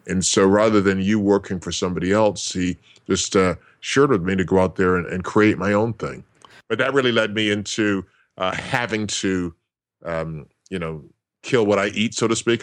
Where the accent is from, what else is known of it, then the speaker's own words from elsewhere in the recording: Toronto, Ontario, Canada; now in Las Vegas, United States; I grew up in Toronto